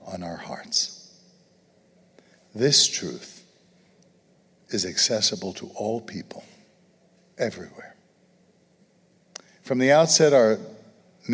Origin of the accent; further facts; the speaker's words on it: New York City, New York, United States; moved away; growing up in Brooklyn